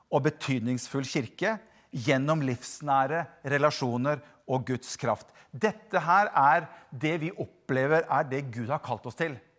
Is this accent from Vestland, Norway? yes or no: yes; Bergen, Vestland, Norway; moved away; Jeg kommer jo egentlig fra Bergen